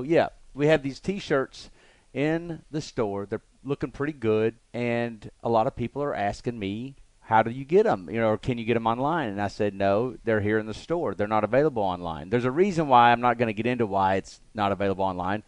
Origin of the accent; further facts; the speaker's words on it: Alabama, United States; I'm from Alabama.